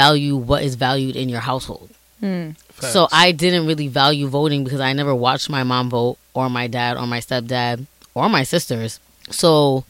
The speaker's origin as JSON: {"language": "English", "town": "Providence", "region": "Rhode Island", "country": "United States"}